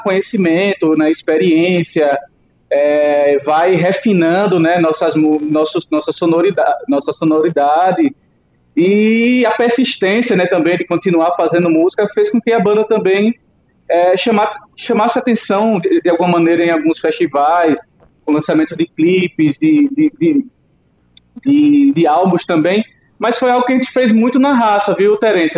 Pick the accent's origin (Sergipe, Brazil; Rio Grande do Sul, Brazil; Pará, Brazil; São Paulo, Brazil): Sergipe, Brazil; São Cristóvão; now in Aracaju, Brazil; eu nasci em São Cristóvão, aqui em Sergipe, mas eu já estou morando em Aracaju há quatro anos